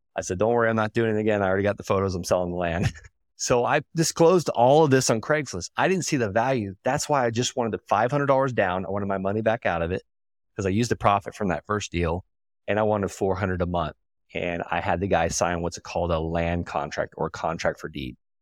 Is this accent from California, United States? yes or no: no; Okeechobee, Florida, United States; I'm from Okeechobee, Florida